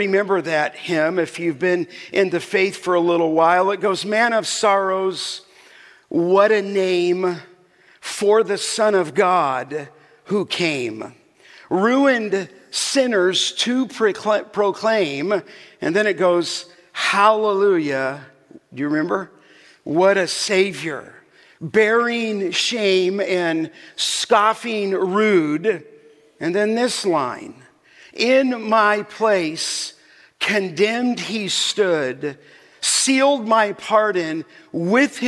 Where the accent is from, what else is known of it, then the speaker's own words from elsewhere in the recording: Los Angeles, California, United States; as a young boy growing up in Canoga Park